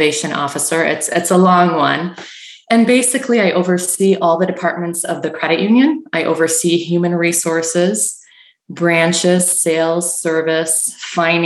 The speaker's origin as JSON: {"language": "English", "country": "Canada", "tie": "born or raised there", "moved": "as an adult", "lives_now": "Michigan, United States", "said": "I grew up in Canada"}